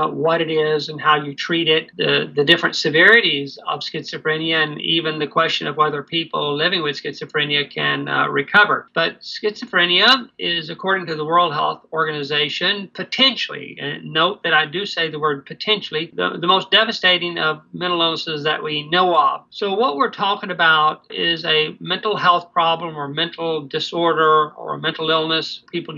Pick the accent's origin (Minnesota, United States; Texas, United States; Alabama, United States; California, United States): Alabama, United States; Birmingham; moved away as an adult; also born or lived in Manitoba, Canada; now in Canada; I was born in Birmingham, Alabama in 1952 and moved to Canada in 1985